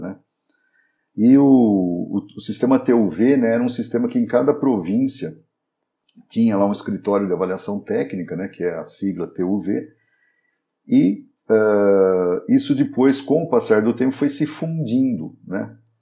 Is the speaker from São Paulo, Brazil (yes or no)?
yes; Valinhos, São Paulo, Brazil; eu sou natural, né, aqui de Valinhos